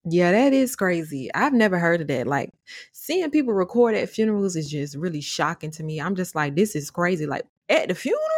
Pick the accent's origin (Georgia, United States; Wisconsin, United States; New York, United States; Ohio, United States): Georgia, United States; Atlanta; my roots are Atlanta, Georgia, all the way, but we did move to the burbs